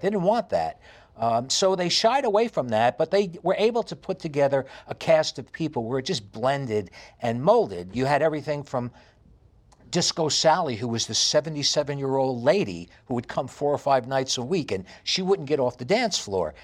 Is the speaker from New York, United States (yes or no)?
yes; New York City, New York, United States; accent: heavy New York; moved away as an adult; also born or lived in Los Angeles, California; now in Estonia; I have a very heavy New York accent. And I grew up in New York City